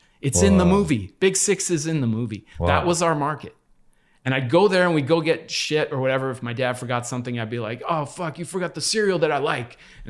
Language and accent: English; California, United States; I grew up, actually originally I grew up on Lafayette Park Place and 6th, which is very close to MacArthur Park.